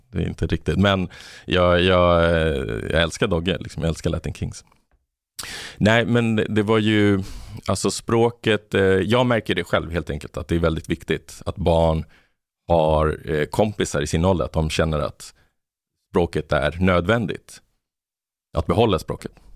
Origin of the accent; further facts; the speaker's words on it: Botkyrka, Stockholm County, Sweden; moved away; also born or lived in Argentina / Malmö; jag växte upp i, i Botkyrka i ett område där det var mycket latinamerikaner